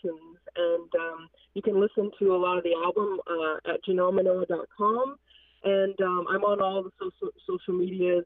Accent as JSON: {"language": "English", "region": "a reservation in California", "country": "United States", "tie": "born or raised there", "moved": "yes", "lives_now": "Massachusetts, United States", "said": "I'm just serving homes about an hour away from the reservation I grew up on"}